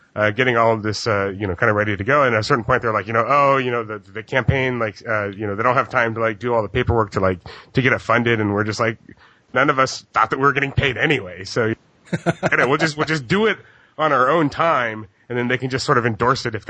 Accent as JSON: {"language": "English", "region": "Hawaii", "country": "United States", "tie": "born or raised there", "said": "I grew up in Hawaii"}